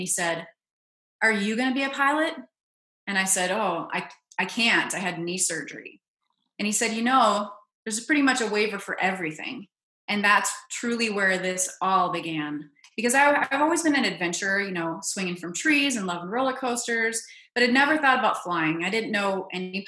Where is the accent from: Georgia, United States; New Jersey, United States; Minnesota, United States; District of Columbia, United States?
Minnesota, United States; I grew up in Minnesota